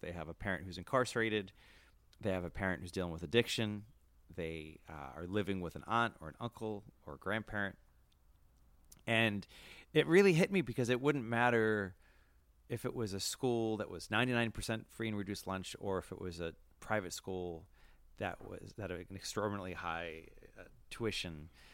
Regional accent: Worcester, Massachusetts, United States; I grew up in Worcester, Mass.

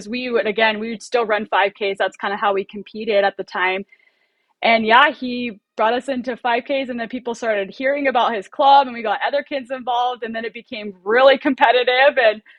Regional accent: Oceanside, California, United States; I grew up in Oceanside, California, so there was a ton every weekend, and she just loved it.

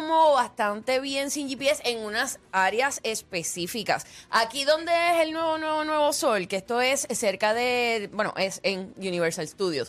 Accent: Puerto Rico; Yo nací en PR. En PFR. Aquí nací. La isla bendita.

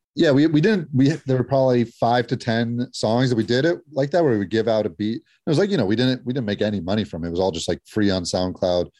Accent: Los Angeles, California, United States; we loved growing up in L A.

